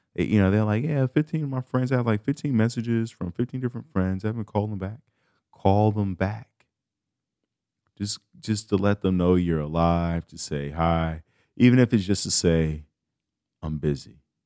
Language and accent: English; Chicago, Illinois, United States; I'm from Chicago